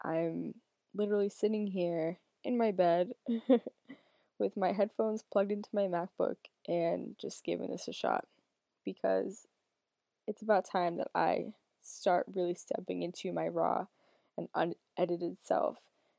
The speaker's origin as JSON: {"language": "English", "region": "Massachusetts", "country": "United States", "said": "I'm 25 years old. I'm from Northern Massachusetts, the United States."}